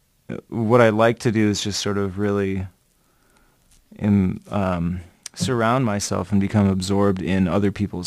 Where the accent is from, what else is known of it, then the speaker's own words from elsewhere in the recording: Minnesota, United States; also born or lived in Olympia, Washington; I was born in Minnesota